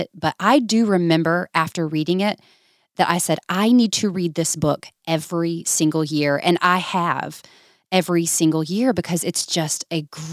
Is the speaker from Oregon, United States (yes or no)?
no; Georgia, United States; moved away as an adult; now in Birmingham, United States; we're originally from Georgia